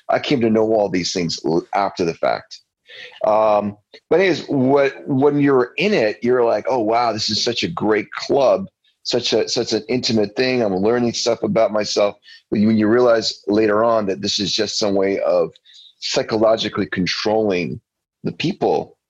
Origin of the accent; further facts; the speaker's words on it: Windsor, Ontario, Canada; moved away as an adult; also born or lived in Vancouver; So I grew up in Windsor, Ontario.